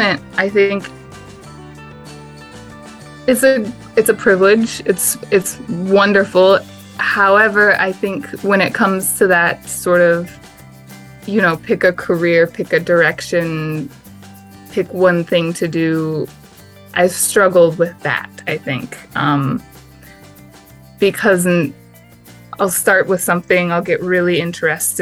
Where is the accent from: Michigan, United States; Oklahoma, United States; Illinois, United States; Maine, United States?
Michigan, United States; now in Tempe, United States; I'm hail from Michigan